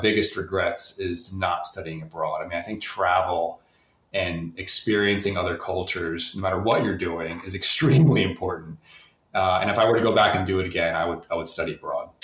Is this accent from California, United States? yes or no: no; the Poconos, Northeast Pennsylvania, United States; I grew up in the Poconos, Northeast Pennsylvania